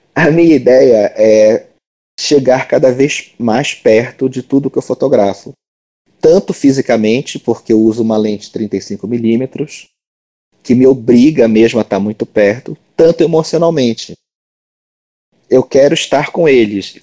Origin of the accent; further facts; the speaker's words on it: Belém, Pará, Brazil; eu nasci é, em Belém do Pará, moro aqui até hoje